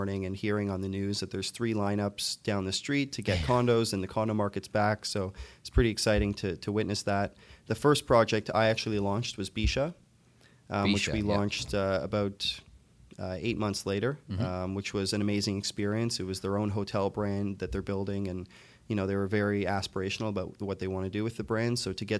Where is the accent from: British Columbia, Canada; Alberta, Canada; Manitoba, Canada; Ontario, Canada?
Ontario, Canada; Toronto; I'm from Toronto. Okay. I was born and raised in Scarborough.